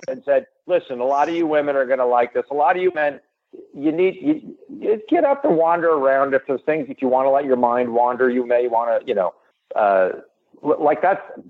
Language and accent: English; New York, United States; I grew up in New York